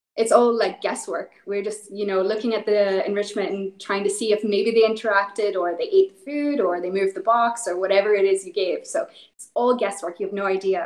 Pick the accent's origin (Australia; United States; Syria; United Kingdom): United Kingdom; Northern Ireland; so I'm originally from Northern Ireland. Um, so I, I, grew up in the middle of nowhere, lots of cows, lots of sheep